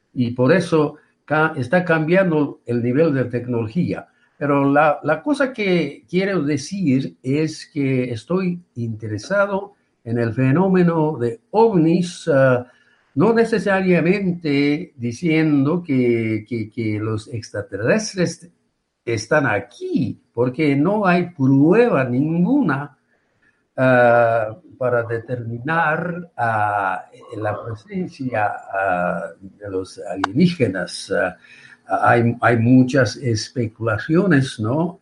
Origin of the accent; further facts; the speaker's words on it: Yokohama, Kanagawa, Japan; Spanish is a second language; moved away as an adult; also born or lived in Albuquerque, New Mexico; now in New Mexico, United States; nací y creí, crecí en Yokohama